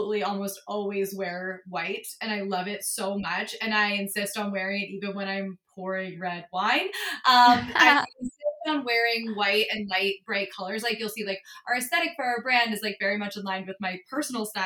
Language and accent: English; outside of Philadelphia, Pennsylvania, United States; moved away as an adult; also born or lived in New York; I grew up on the East Coast, grew up outside of Philly